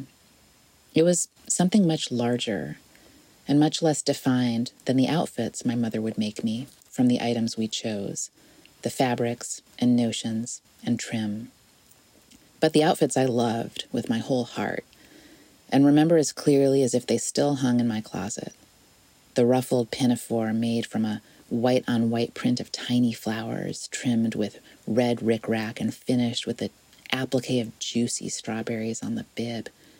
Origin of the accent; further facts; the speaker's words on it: South Bend, Indiana, United States; where I was growing up in South Bend, Indiana